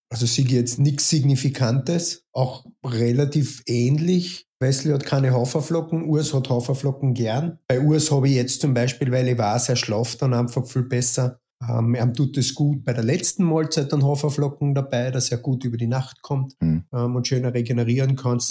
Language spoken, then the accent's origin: German; Carinthia, Austria; also born or lived in Stockerau; now in Vienna, Austria; gebürtig ähm, Kärntner, quasi an der Grenze zur Steiermark im Süden von Österreich. Ähm, jetzt wohnhaft in Wien, Wien seit ähm, 1999